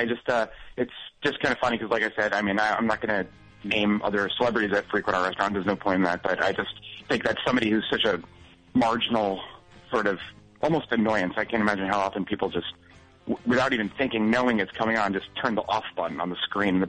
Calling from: New York City, New York, United States; I'm calling from Brooklyn.

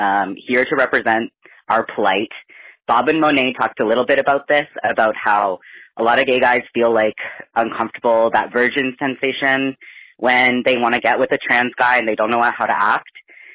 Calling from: Canada; I'm calling from Canada.

